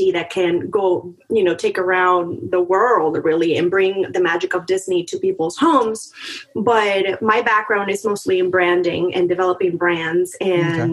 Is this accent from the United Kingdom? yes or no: no; Monterrey, Nuevo León, Mexico; moved away; I'm originally born and raised in Mexico, in Monterey